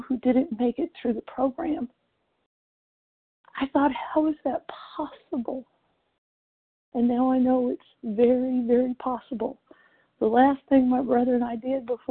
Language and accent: English; Jesup, Georgia, United States; I'm from Jessup, Georgia